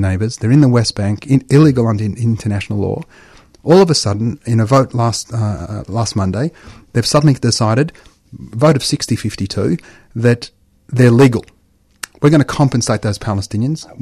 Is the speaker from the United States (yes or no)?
no; Australia; as an Australian. I'm an Australian. You know, I was born here